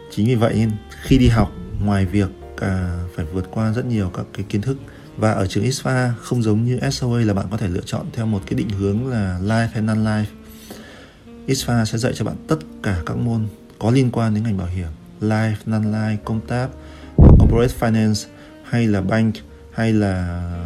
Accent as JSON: {"language": "Vietnamese", "country": "Vietnam", "also_born_or_lived": "France", "moved": "as an adult"}